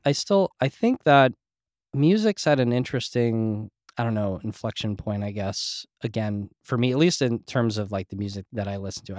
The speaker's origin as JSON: {"language": "English", "region": "New Jersey", "country": "United States", "tie": "born or raised there", "also_born_or_lived": "New York", "said": "I grew up in Jersey and in New York and very scene areas"}